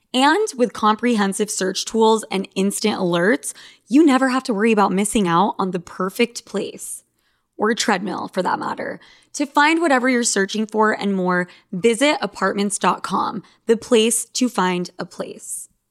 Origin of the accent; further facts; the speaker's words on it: Argentina; I'm from Argentina